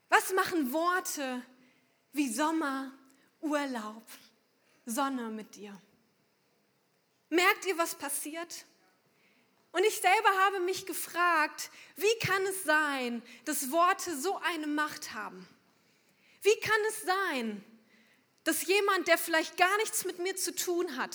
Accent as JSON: {"language": "German", "town": "Unna", "region": "North Rhine-Westphalia", "country": "Germany", "said": "extra angereist sind aus Unna. Es wird euch wahrscheinlich sehr wenig sagen, aber das ist der Ort, wo ich herkomme. 200 Kilometer ungefähr von hier."}